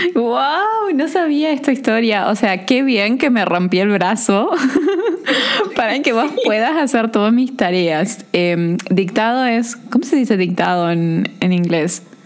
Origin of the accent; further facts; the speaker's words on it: Corrientes, Argentina; yo soy de Corrientes